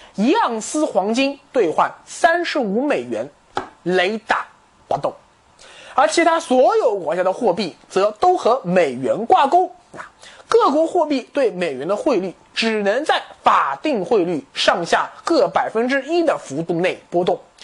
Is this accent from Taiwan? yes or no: no; China; 我们中国人